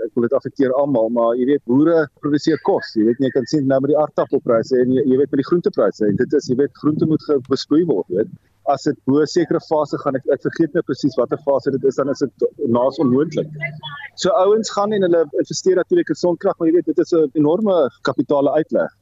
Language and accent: Afrikaans; North-Eastern Cape, South Africa; waar ek groot geword het in Noord-Oos-Kaap